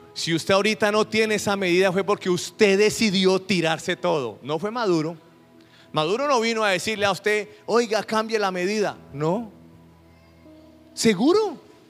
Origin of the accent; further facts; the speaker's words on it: Colombia; Nosotros acá en Colombia